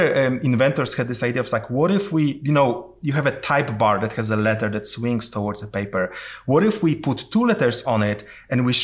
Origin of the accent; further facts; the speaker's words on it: Poland; moved away; I'm originally from Poland